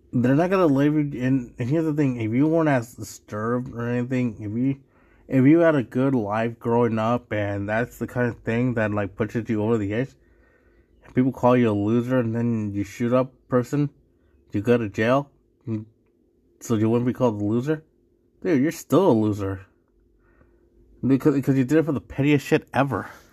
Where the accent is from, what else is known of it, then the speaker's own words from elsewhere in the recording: Mexico; I'm from Mexico, but yeah, I, at least I can call myself Mexican